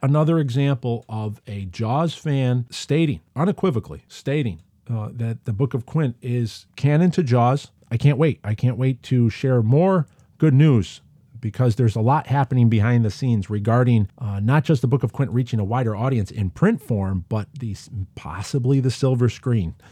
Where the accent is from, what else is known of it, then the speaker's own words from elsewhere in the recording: United States; accent: American; in my Amerikansky accent